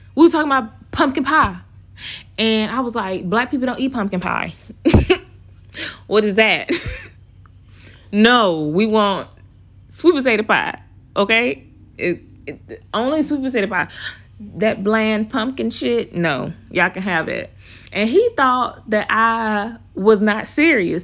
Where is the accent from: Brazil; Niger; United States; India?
United States; the South; accent: Southern; my Southern accent, 'cause I'm from the South, y'all.